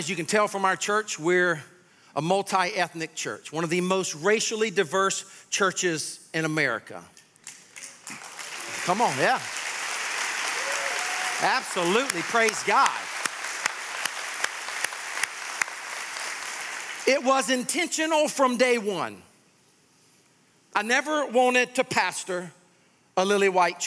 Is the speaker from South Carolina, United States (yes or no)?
yes; Sumter, South Carolina, United States; I grew up in Sumter, South Carolina.